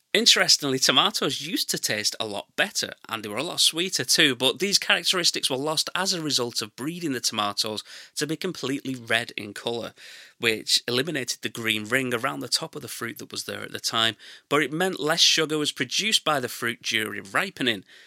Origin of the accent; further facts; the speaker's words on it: England, United Kingdom; I'm English and that's how we say it